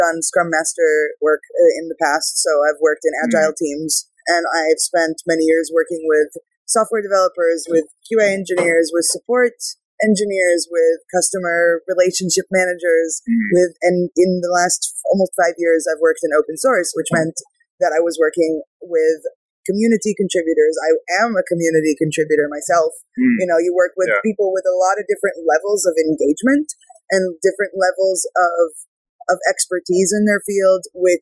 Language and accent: English; California, United States; moved away as an adult; also born or lived in Israel; now in Prague, Czech Republic; I was born in Israel. I grew up in California, and now I live in Prague, Czech Republic, working remotely